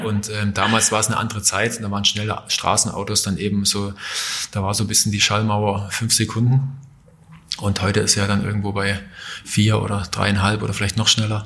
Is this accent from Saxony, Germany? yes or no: yes; Johanngeorgenstadt, Saxony, Germany; also born or lived in Klingenthal; da, wo ich aufgewachsen bin in Johann-Georgenstadt